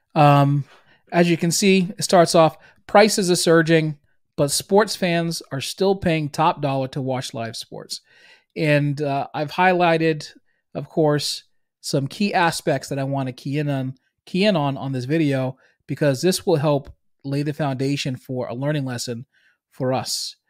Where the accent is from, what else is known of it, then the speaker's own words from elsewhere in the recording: Boston, Massachusetts, United States; accent: Boston; I'm from Boston. If you can't hear it in my accent